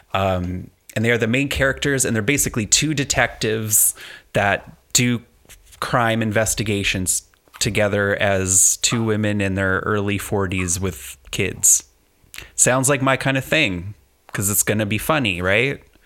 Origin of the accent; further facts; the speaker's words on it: Canada; I'm Canadian